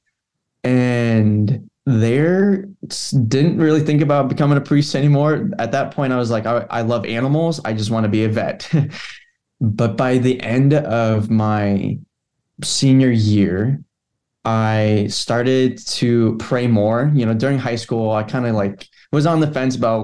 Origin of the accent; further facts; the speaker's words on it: Lincoln, Nebraska, United States; now in Crete, United States; I grew up in Lincoln, Nebraska